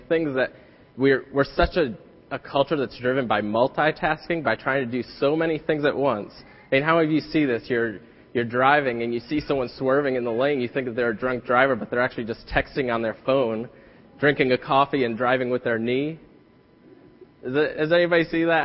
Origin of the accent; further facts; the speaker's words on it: New England, United States; moved away; I'm from New England